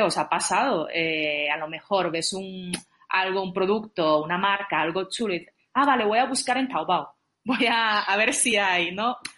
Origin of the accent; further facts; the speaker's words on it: China; moved away; yo nací en China, pero ya llevo mucho tiempo fuera del país